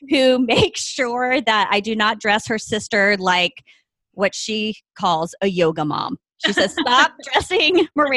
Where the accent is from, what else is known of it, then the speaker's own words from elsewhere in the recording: the South, United States; also born or lived in Ohio, United States; now in California, United States; I am a Southerner who has been transplanted to the West Coast via the Midwest